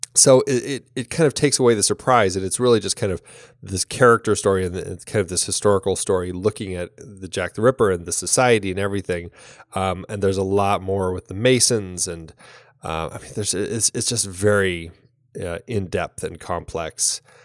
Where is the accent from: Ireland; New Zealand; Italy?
Ireland; as an Irish woman